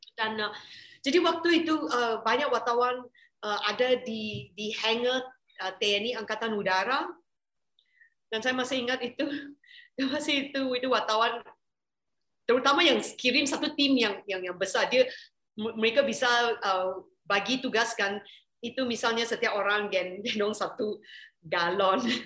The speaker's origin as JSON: {"language": "Indonesian", "country": "Malaysia", "said": "saya orang Malaysia"}